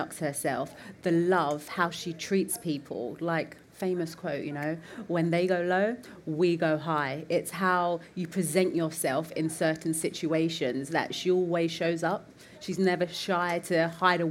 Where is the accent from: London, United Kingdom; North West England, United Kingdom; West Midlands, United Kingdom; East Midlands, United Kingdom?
London, United Kingdom; I'm from the East End of London, not privately educated